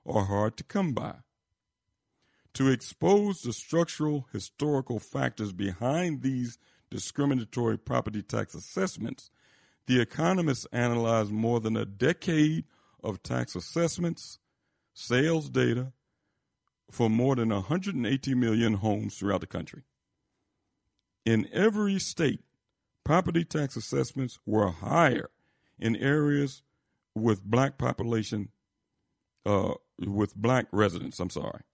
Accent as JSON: {"language": "English", "town": "Philadelphia", "region": "Pennsylvania", "country": "United States", "tie": "born or raised there", "said": "my old area where I grew up in Philadelphia"}